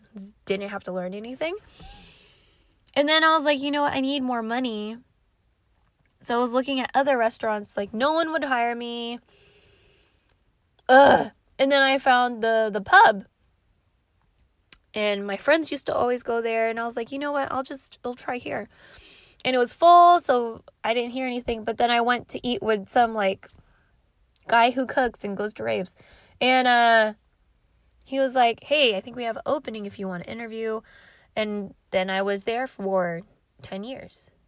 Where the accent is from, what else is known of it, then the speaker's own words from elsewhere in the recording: Philippines; I'm Filipino